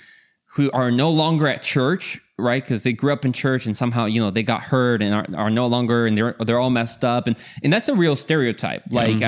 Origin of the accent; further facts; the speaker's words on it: Mexico; moved away; So to give you some context is we grew up in Mexico, and there our parents have always been kind of part of the church when we came into the picture.